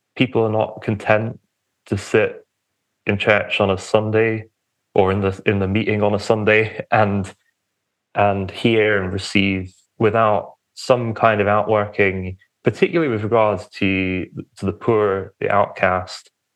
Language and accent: English; Romford, East of England, United Kingdom; moved away; I was born in a town called Romford, which is Essex. the outskirts of London